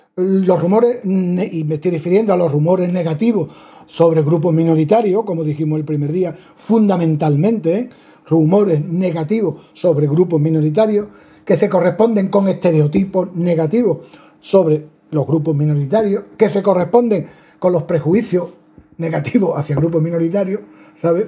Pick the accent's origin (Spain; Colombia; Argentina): Spain; somos españoles, béticos, universitarios, varones